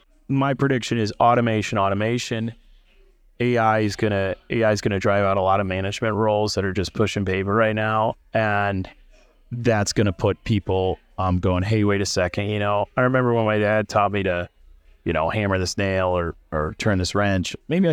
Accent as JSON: {"language": "English", "region": "Illinois", "country": "United States", "tie": "born or raised there", "said": "I grew up outside of Champaign, so it's college town's 20 minutes away from my hometown."}